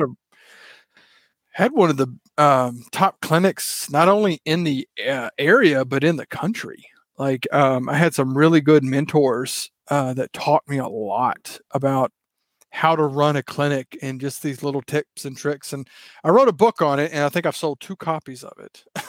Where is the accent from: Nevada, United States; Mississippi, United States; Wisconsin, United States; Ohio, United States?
Mississippi, United States; accent: Southern; now in Texas, United States; you probably tell by how I talk, I am from the South, originally from Mississippi, live in Texas now